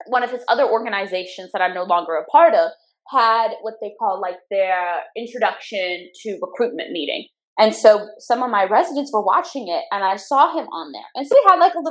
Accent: Louisiana, United States; I'm from Louisiana

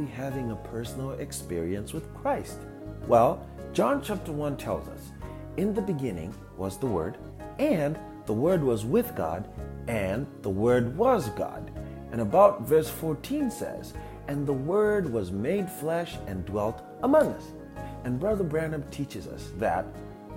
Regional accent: Zimbabwe; moved away as an adult; also born or lived in Indiana, United States / Dallas, Texas, United States; now in Minnesota, United States; I was born in Zimbabwe and moved to the US in 2012

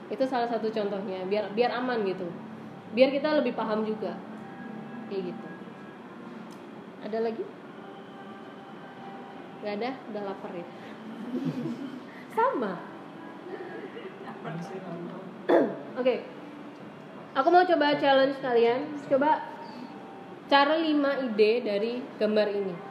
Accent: Yogyakarta, Special Region of Yogyakarta, Indonesia; ini kota Jogja ya jadi di judul tuh harus dikasih kota Jogja karena apa aku orang Jogja

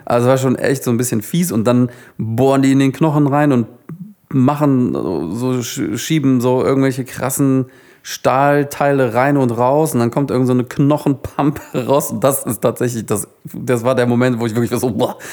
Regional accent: Solingen, North Rhine-Westphalia, Germany; bei uns in Solingen, wo ich aufgewachsen bin

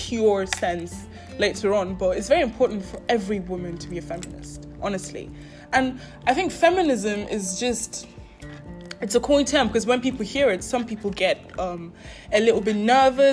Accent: Nigeria; moved away; I would say I grew up in Nigeria. My parents are Nigerian, so even when we moved out of Nigeria, I still was raised in a very Nigerian way.

